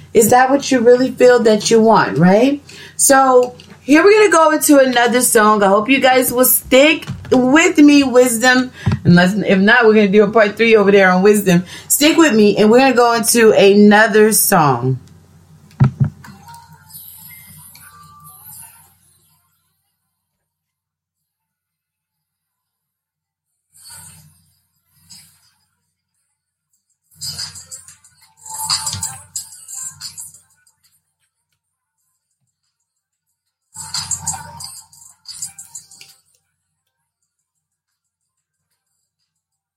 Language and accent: English; Texas, United States; accent: Texas slang; I'm from Texas